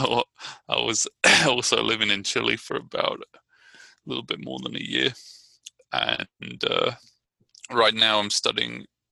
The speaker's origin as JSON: {"language": "English", "town": "Brighton", "region": "South East England", "country": "United Kingdom", "moved": "yes", "lives_now": "Richmond, United States", "said": "I'm from Brighton, England."}